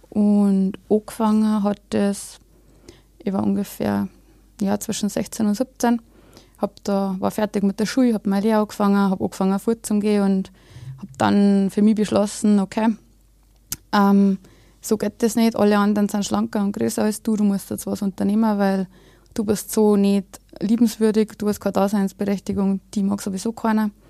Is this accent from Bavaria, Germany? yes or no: yes; Bavaria, Germany; ich bin ähm, aus Bayern, ähm, aus Deisendorf, das ist äh, ziemlich an der Grenze.